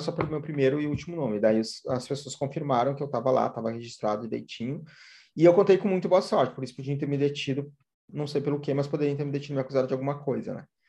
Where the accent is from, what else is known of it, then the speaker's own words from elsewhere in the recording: Brazil; a gente é brasileiro